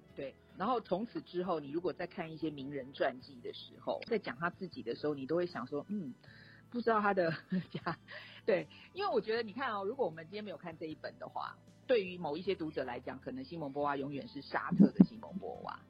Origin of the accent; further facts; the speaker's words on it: Taiwan; 所以于是台湾就来到了这个境地，我们是全世界这个出生率目前是数一数二的第一的国家啊。